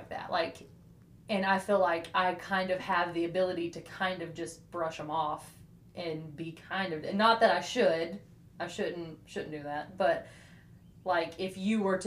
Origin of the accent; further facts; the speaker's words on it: Decatur, Alabama, United States; I'm from Decatur